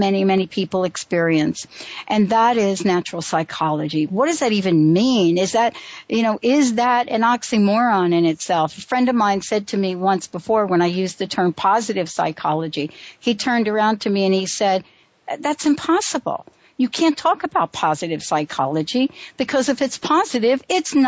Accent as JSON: {"language": "English", "region": "New York", "country": "United States", "tie": "born or raised there", "said": "I grew up on Huntington. Well, after we moved, you know, from under the L, I moved to the by Throgs Neck"}